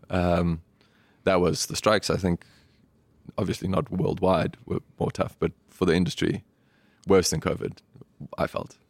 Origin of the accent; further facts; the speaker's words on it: Johannesburg, Gauteng, South Africa; moved away as an adult; now in New York, United States; We grew up in Parkview, Johannesburg